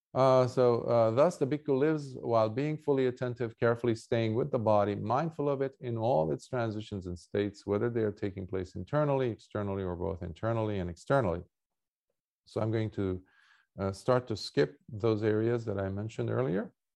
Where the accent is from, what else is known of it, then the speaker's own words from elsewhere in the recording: Lebanon; moved away; I grew up in wartime in Lebanon